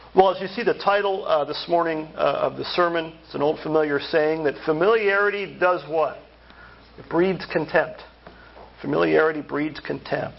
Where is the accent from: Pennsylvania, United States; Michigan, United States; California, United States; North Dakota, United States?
Pennsylvania, United States; central; moved away; central Pennsylvania, oh, it was like this when I grew up